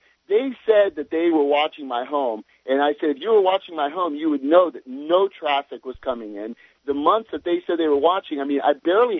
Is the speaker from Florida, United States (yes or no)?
yes; New Port Richey, Florida, United States; I'm originally from Newport Richey, which is just outside of Tampa, Florida.